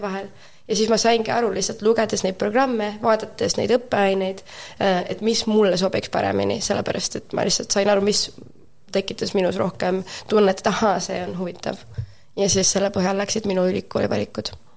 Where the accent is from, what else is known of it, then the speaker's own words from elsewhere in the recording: Tallinn, Harju County, Estonia; moved away as an adult; also born or lived in Viimsi; now in Amsterdam, Netherlands; mina olen Tallinnast pärit, terve elu õppisin Tallinna Inglise kolledžis